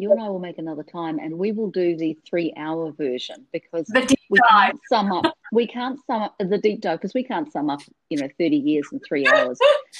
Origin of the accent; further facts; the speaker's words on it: Auckland, New Zealand; also born or lived in Tokyo, Japan; now in Seattle, United States; we came from Glenfield, which is the suburb, which was, you know, kind of in the middle of nowhere in Auckland. And now I'm living in Seattle